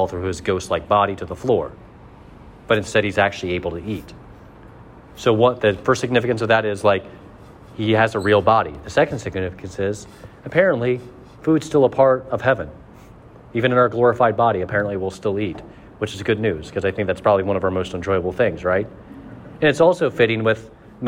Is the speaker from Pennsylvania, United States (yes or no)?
no; Mercer County, Ohio, United States; I'm from Mercer County.